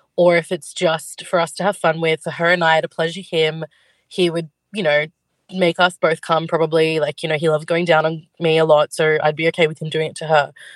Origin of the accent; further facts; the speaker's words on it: Sydney, New South Wales, Australia; We're from Sydney.